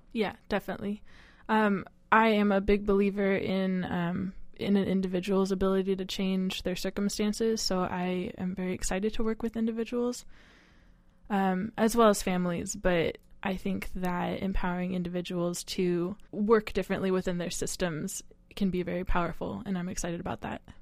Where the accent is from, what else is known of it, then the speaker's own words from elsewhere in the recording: Eureka, California, United States; now in Seattle, United States; I grew up in Northern California, a small town called Eureka.